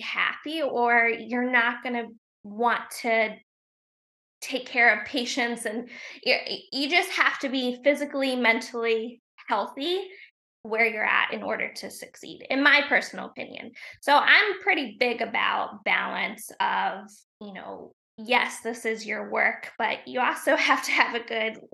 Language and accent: English; Portsmouth, Ohio, United States; moved away as an adult; now in Wilmington, United States; We're both from Ohio, a small town in Ohio